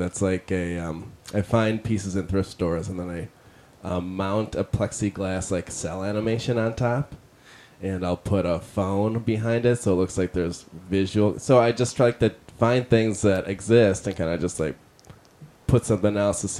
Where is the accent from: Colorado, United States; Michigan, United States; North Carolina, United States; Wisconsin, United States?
Michigan, United States; Detroit; Detroit, Michigan.